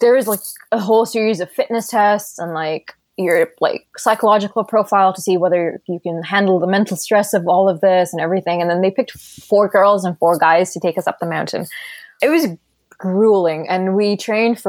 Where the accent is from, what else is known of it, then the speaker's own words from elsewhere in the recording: Qatar; moved away as an adult; also born or lived in Doha, Qatar; now in Vancouver, Canada; So I was born in Qatar and I grew up in Qatar